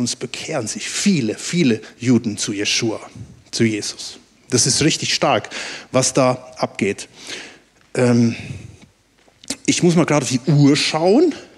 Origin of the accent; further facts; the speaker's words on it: Germany; dass ich Deutscher bin